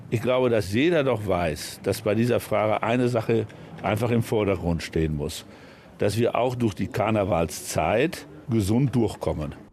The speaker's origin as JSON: {"language": "German", "region": "North Rhine-Westphalia", "country": "Germany"}